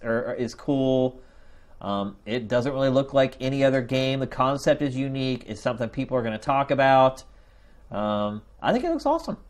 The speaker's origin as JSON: {"language": "English", "town": "Philadelphia", "region": "Pennsylvania", "country": "United States", "moved": "as an adult", "said": "I was from Philadelphia, so you know Philly's crazy"}